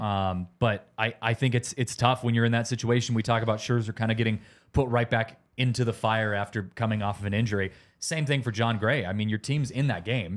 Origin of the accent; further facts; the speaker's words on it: West Coast, United States; now in Denver, United States; growing up on the West Coast with the Giants